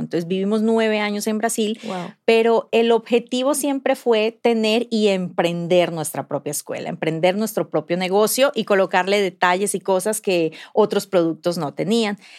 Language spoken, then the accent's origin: Spanish; Colombia; moved away as an adult; now in Mexico; yo soy colombiana y tengo el privilegio de vivir aquí hace nueve años